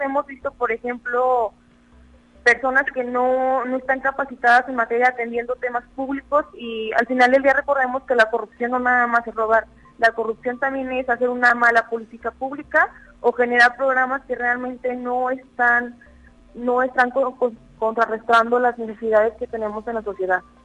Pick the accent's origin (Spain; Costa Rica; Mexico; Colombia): Mexico; San Luis Potosí; cada vez somos más juventudes potosinas